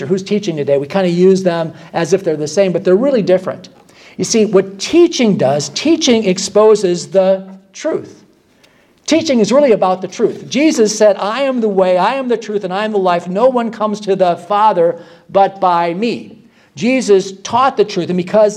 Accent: Michigan, United States; moved away; I'm from Michigan

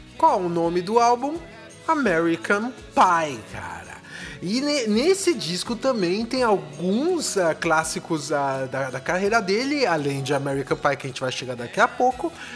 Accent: São Paulo, Brazil; moved away; Eu cresci, nasci em São Paulo

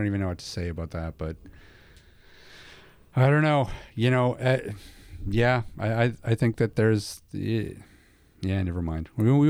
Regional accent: Canada

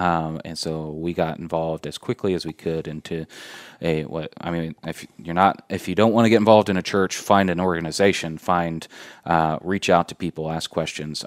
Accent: Indianapolis, Indiana, United States; moved away as an adult; also born or lived in Fort Wayne, Indiana; now in Warsaw, United States; I'm originally from Indianapolis, uh, grew up, uh, born and raised in Indianapolis.

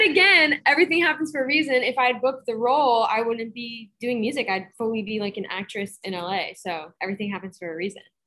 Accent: Boston, Massachusetts, United States; moved away; go back to my hometown

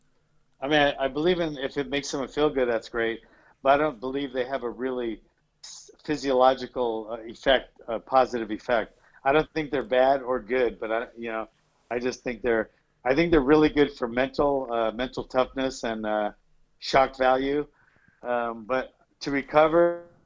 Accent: Honolulu, Hawaii, United States; now in Central California, United States; I'm from Honolulu, Hawaii.

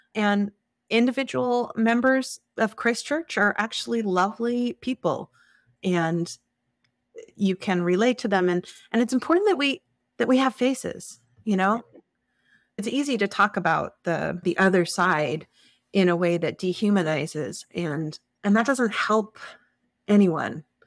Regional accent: Plymouth, New Hampshire, United States; now in Moscow, Idaho, United States; I grew up in the Starking U U Fellowship in Plymouth, New Hampshire

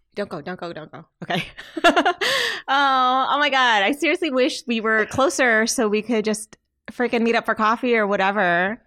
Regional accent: Michigan, United States; I'm from Michigan

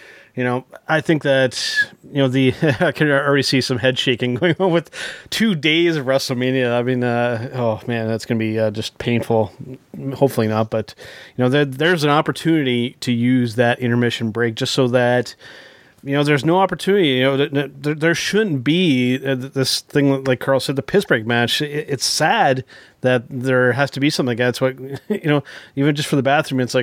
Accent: Canada; as another Canadian

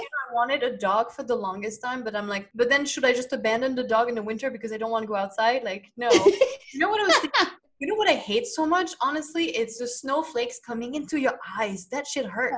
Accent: France; from France.

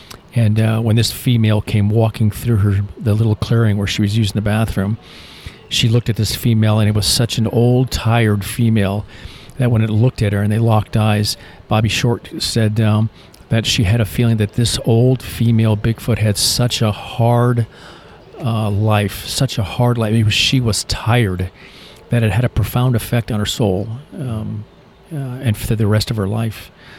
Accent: Michigan, United States; also born or lived in Florida; I'm originally from Michigan, but I grew up, my ex-military, my dad's military, my brother, myself, my uncle. So I was stationed at the Hydrofoil Squadron in Key West, so I spent a lot of time in Florida.

